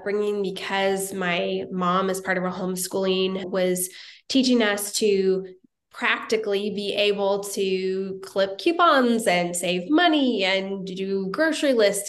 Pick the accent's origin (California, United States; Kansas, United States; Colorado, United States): Kansas, United States; Wichita; moved away as an adult; also born or lived in Topeka, Kansas; now in Nashville, United States; I grew up in Kansas, originally from Wichita, Kansas